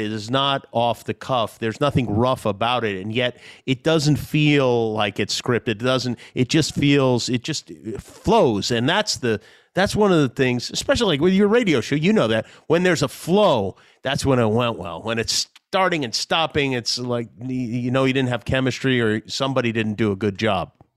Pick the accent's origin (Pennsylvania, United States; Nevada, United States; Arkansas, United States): Nevada, United States; Las Vegas; also born or lived in Brooklyn / Long Island; I moved out to Las Vegas from Brooklyn when I was nine years old